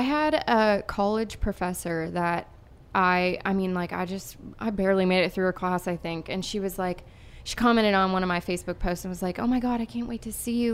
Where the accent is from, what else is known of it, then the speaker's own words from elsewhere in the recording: Erie, Pennsylvania, United States; moved away; I'm from Erie, Pennsylvania. So, this is a hometown show for me